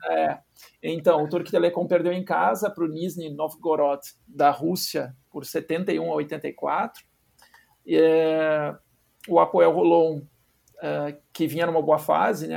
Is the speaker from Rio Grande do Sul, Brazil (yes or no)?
yes; Cachoeira do Sul, Rio Grande do Sul, Brazil; parceiro de basquete das antigas lá em Cachoeira do Sul